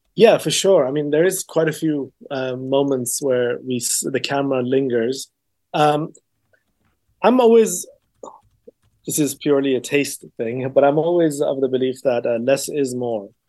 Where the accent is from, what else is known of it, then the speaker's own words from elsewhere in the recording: England, United Kingdom; also born or lived in Iran; I am Iranian, um, and I grew up in England predominantly